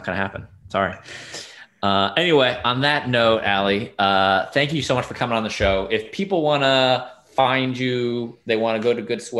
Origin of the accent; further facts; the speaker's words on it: New York, United States; moved away as an adult; now in Washington, DC, United States; As a New Yorker here, I think bagels are something that I've come to. I took it for granted when I lived in New York.